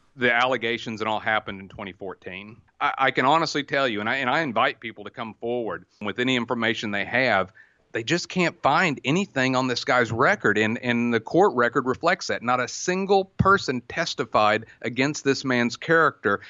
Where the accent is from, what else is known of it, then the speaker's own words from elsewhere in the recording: Oklahoma, United States; born and raised in Oklahoma